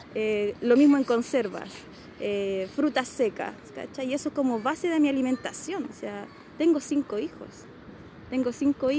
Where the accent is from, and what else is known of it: Río Bueno, Los Ríos, Chile; born or raised there; also born or lived in Santiago, Chile